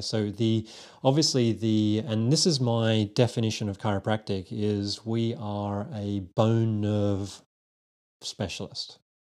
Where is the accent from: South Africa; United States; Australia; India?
Australia; accent: Aussie; moved away as an adult; also born or lived in United Kingdom; now in London, United Kingdom; a little twang that's still going on in my uh, accent, which is an Aussie accent. So I'm a Aussie born and bred and trained chiropractor myself.